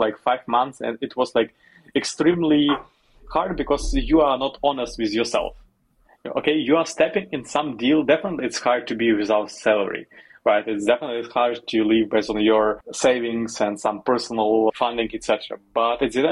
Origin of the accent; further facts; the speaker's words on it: Western Ukraine, Ukraine; moved away as an adult; also born or lived in Kyiv, Ukraine; I'm originally from the western part of Ukraine, that is close to Slovakia and Hungary, the countries